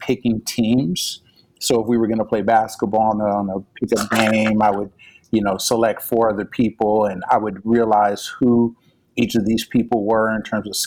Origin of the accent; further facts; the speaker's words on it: Pasadena, California, United States; I'm from Pasadena, California, home of the Roses